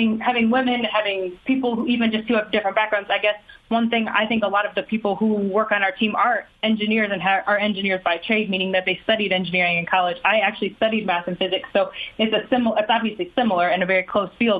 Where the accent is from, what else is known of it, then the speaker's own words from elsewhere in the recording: Ohio, United States; growing up in Ohio